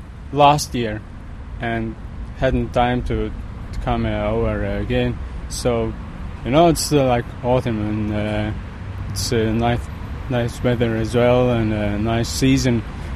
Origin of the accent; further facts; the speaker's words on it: Latvia; now in Clonee, Ireland; From Latvia.